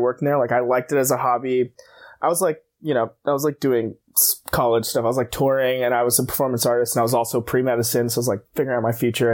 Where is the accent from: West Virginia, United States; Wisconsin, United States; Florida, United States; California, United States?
California, United States; moved away as an adult; also born or lived in New York; I'm from California. I moved to New York for pre-medicine